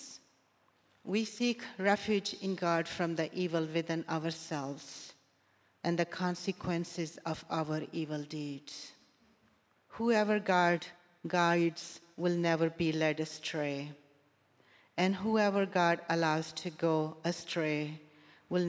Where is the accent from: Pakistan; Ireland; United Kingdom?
Pakistan; Sialkot, Punjab; moved away; Growing up in Sialkot, Pakistan, I heard Friday khutbah through the loudspeakers of the local mosque every week